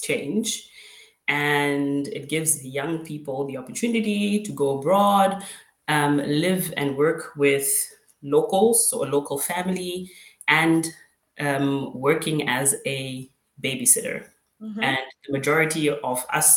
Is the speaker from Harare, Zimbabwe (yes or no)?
no; Bulawayo, Zimbabwe; moved away as an adult; now in Germany; I am from Bulawayo, Zimbabwe